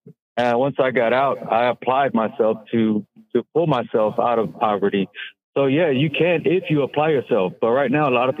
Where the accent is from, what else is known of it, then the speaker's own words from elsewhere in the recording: Hidalgo County, Texas, United States; I come from Hidalgo County, one of the poorest counties in the country. And I had a single mother